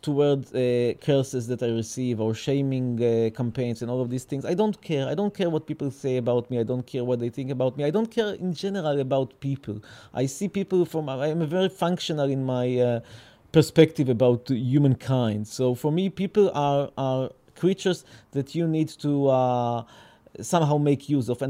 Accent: Petah Tikva, Central District, Israel; They gave me birth here in Petah Tikva. I was born in Petah Tikva.

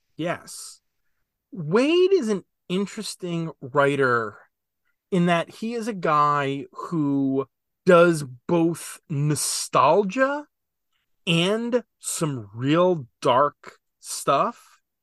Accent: New Jersey, United States; I'm from Jersey

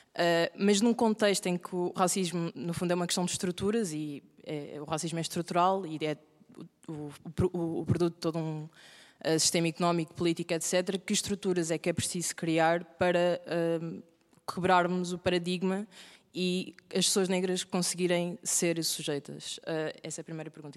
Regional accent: Portugal; eu sou portuguesa, os meus pais são portugueses, os meus avós é que vieram de Cabo Verde e tudo aquilo que eu conheço ah, obviamente tenho ah, ligação a Cabo Verde e vou tendo cada vez mais, mas aquilo que eu conheço não ah, é a Europa, no fundo, é Portugal

